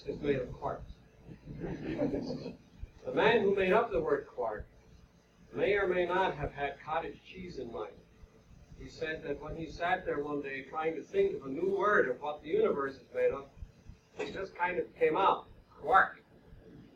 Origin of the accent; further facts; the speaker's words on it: Long Island, New York, United States; I'm from Long Island, where they are now building the world's largest atom smasher, ISABEL.